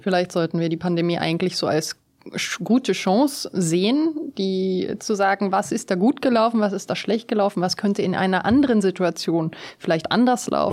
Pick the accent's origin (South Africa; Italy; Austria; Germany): South Africa; moved away; bin ich ja in Südafrika geboren und aufgewachsen